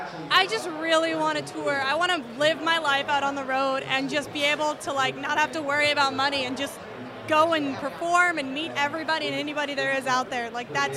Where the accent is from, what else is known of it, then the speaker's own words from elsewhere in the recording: Texas, United States; now in Nashville, United States; No, I moved here in November, but I am originally from Texas.